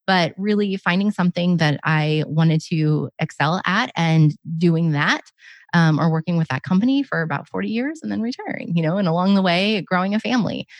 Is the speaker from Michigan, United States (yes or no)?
no; Oregon, United States; I grew up in Oregon